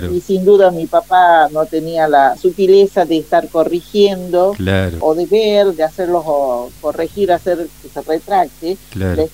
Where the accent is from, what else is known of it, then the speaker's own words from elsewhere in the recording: Catamarca, Argentina; Bueno, te paso a comentar. Nosotros somos de Catamarca